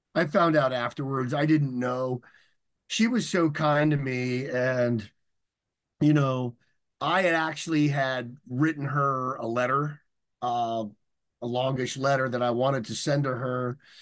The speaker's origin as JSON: {"language": "English", "town": "San Diego", "region": "California", "country": "United States", "tie": "born or raised there", "said": "I was learning to surf because I grew up in San Diego"}